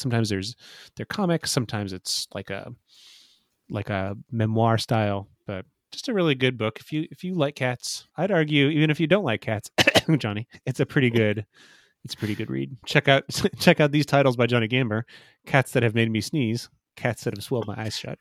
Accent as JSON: {"language": "English", "town": "Fort Wayne", "region": "Indiana", "country": "United States", "tie": "born or raised there", "said": "Fort Wayne, Indiana, which is my hometown"}